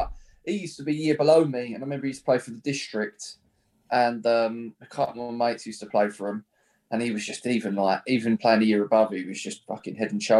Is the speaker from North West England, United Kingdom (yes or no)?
no; Brentwood, East of England, United Kingdom; moved away as an adult; now in Ongar, United Kingdom; I'm obviously from Brentwood, and my missus is from Epping